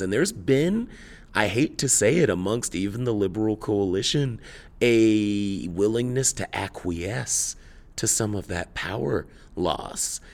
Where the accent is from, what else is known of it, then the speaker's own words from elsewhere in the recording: Tulsa, Oklahoma, United States; in my hometown of Tulsa, Oklahoma